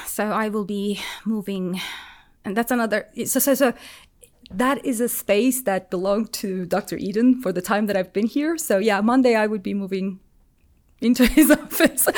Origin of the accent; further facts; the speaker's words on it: Turkey; moved away as an adult; now in Auburn, United States; I'm, I'm from Turkey, so the system in Turkey at my time was quite different